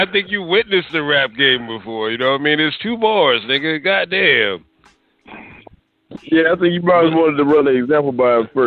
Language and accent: English; Rock Hill, South Carolina, United States; I'm from Rock Hill, South Carolina, and we only got BET one hour a day because it was the Bible Belt and they banned MTV.